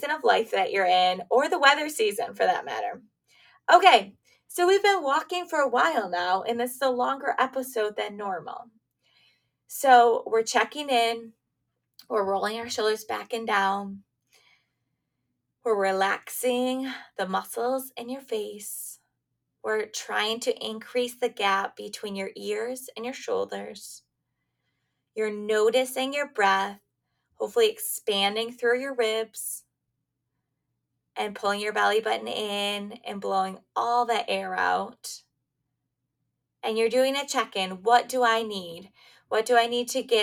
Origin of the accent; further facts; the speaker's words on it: Michigan, United States; moved away as an adult; also born or lived in Pennsylvania; I grew up in Michigan, now I'm back in Michigan, but I also lived in Pennsylvania too